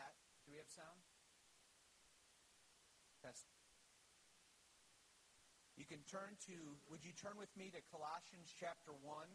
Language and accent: English; Dunbar, Wisconsin, United States; Growing up in Dunbar, Wisconsin